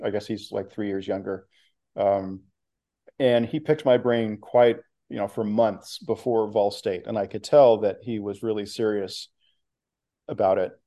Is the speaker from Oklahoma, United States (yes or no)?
yes; Oklahoma, United States; moved away as an adult; also born or lived in Texas / Oregon / Washington / Massachusetts; now in Bay Area, United States; I grew up in Oklahoma